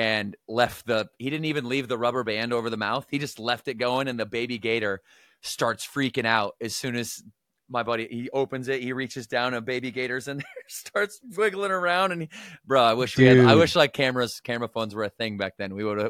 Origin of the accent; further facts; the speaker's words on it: Battle Creek, Michigan, United States; Growing up in Battle Creek, Michigan, I come from a very chaotic, toxic environment.